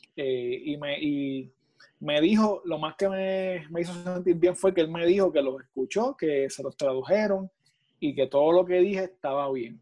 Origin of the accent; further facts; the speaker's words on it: Puerto Rico; de aquí de Puerto Rico y de aquí de mi pueblo, de Urabo